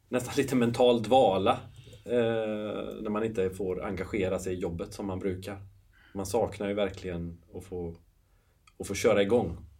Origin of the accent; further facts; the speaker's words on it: Nossebro, Västra Götaland, Sweden; moved away as an adult; also born or lived in London / Ireland; now in Gothenburg, Sweden; jag är uppväxt i Nossebro, 8 mil ifrån Göteborg